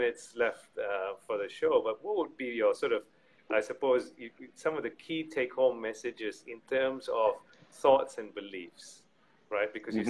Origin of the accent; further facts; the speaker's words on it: Malaysia; born there; also born or lived in United Kingdom / Australia; I was born in Malaysia, lived in UK and Australia.